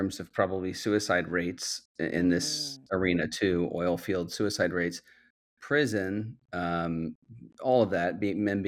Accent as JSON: {"language": "English", "region": "Midwest", "country": "United States", "tie": "born or raised there", "said": "I grew up in the Midwest"}